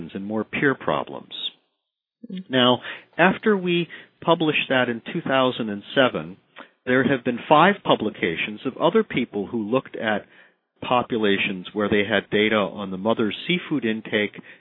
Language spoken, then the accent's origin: English; Midwest, United States; I'm from the Midwest.